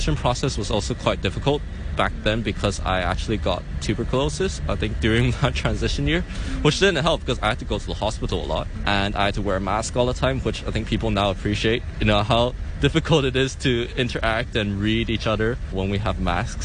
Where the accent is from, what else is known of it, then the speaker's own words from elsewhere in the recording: Hong Kong; I'm from Hong Kong and I grew up here, but my mom is from Taiwan